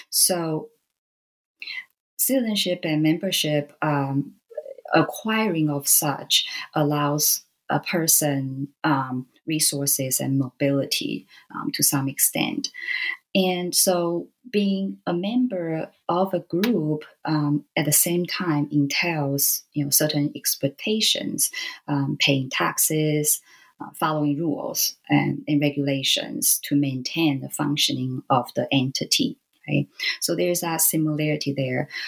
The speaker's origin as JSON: {"language": "English", "country": "Taiwan", "tie": "born or raised there", "said": "I grew up in Taiwan, and so you know, uh, being a Taiwanese"}